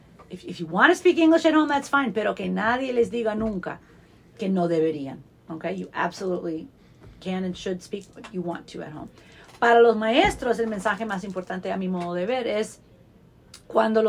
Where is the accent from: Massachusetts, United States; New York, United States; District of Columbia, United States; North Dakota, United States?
New York, United States; Long Island; I grew up in Long Island, New York, referring to an elevator as an elevator